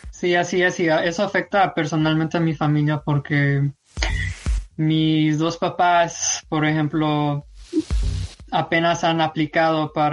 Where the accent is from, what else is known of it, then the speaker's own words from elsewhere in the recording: San Luis Potosí, Mexico; now in United States; Y todo comenzó pues en 1995 cuando inmigré a Estados Unidos. Soy originario de San Luis Potosí, México